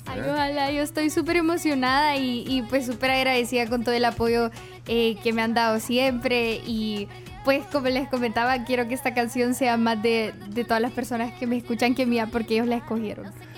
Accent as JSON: {"language": "Spanish", "country": "El Salvador", "said": "soy cantante salvadoreña y tengo 19 años"}